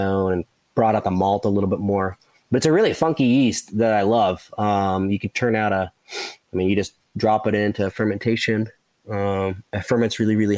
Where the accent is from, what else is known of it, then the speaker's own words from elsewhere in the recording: West Virginia, United States; we're the West Virginians are very, very proud of the state